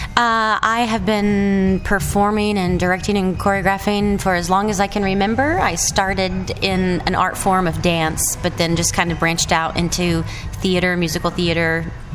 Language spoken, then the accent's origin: English; North Carolina, United States; I'm really from North Carolina